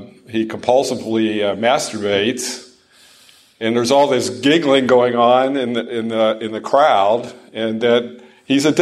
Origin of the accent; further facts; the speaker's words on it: Dayton, Ohio, United States; now in Franklin, United States; my hometown of Dayton, Ohio